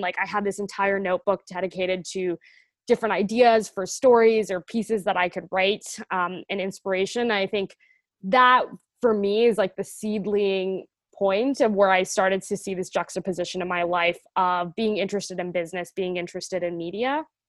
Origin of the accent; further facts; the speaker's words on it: Atlanta, Georgia, United States; moved away as an adult; also born or lived in Boston; I am originally from Atlanta, Georgia, uh, so Southern, born and raised